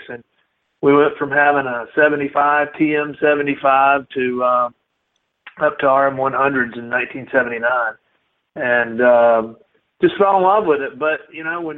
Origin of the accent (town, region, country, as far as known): Marietta, Georgia, United States; born or raised there; also born or lived in Athens, Georgia